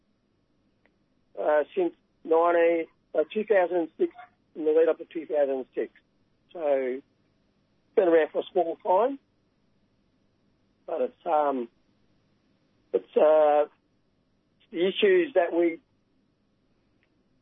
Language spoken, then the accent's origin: English; Gunai Kurnai and Djab Wurrung country, Victoria, Australia; I'm from Gunai Kurnai and also Jatwarong. It's Western Districts of Victoria and Eastern Victoria.